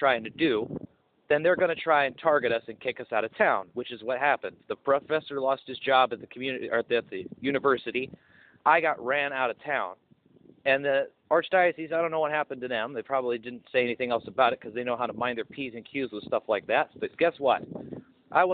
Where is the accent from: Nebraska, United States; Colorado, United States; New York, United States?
Colorado, United States; Pueblo; Black Hills Energy at the time was going through some uproar in my hometown, Pueblo, Colorado